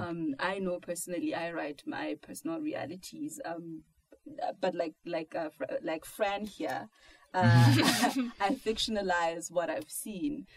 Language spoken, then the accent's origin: English; South Africa; I'm from South Africa